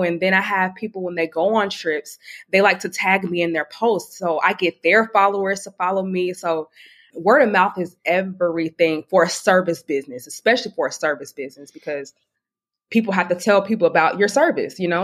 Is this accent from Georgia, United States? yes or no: yes; Atlanta, Georgia, United States; now in Charleston, United States; I'm originally from Atlanta, Georgia. I am 27 years old, but I currently live in Charleston, South Carolina